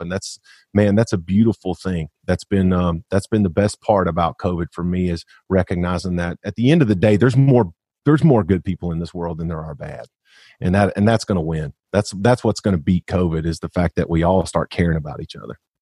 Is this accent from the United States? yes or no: yes; Arkansas, United States; I know there's no way I go as far as I do if I'm not from Arkansas